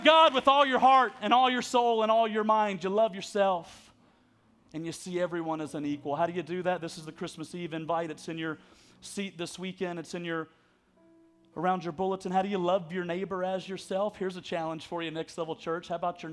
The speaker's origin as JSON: {"language": "English", "region": "Alabama", "country": "United States", "said": "I'm from Alabama"}